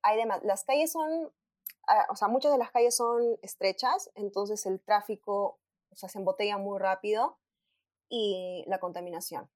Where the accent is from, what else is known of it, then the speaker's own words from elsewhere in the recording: Arequipa, Peru; moved away as an adult; also born or lived in Lima, Peru / Madrid, Spain; Nací en Arequipa, eh, hace, en el 2010 me mudé a Lima para estudiar en la universidad y actualmente estoy en Arequipa